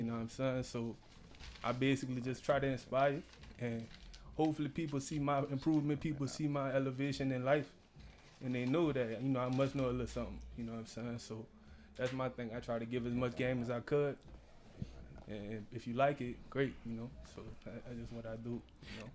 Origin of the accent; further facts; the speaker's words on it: New Orleans, Louisiana, United States; I'm from New Orleans